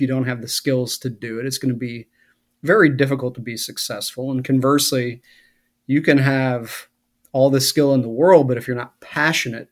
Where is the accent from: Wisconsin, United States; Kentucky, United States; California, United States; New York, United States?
Wisconsin, United States; moved away; as a kid growing up in Wisconsin in the late 70s, early 80s